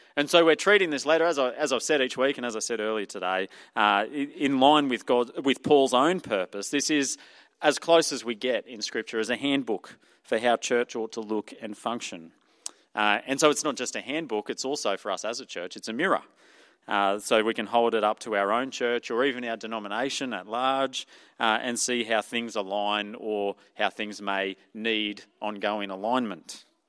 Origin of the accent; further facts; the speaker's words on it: Australia; accent: Ocker; my Ocker accent